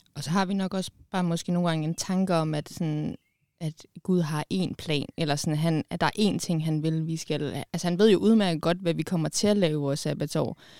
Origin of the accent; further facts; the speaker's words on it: Bornholm, Capital Region of Denmark, Denmark; jeg er fra Bornholm